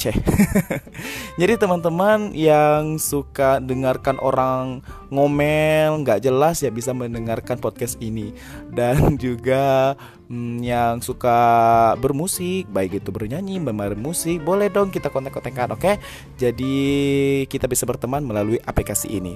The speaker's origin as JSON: {"language": "Indonesian", "region": "Bengkulu", "country": "Indonesia", "said": "Aku orang Bengkulu Orang Bengkulu asli Suku aku suku Rejang"}